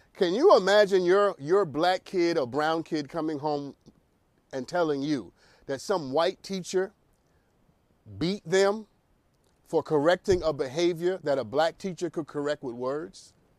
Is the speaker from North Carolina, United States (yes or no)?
no; New York, United States; also born or lived in Harlem; I'm from New York, born and raised in New York.